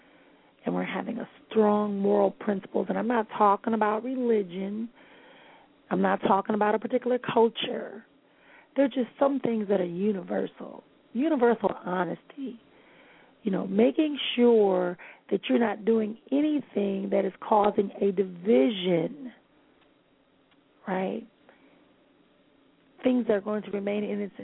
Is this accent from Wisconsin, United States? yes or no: yes; Milwaukee, Wisconsin, United States; my hometown of Milwaukee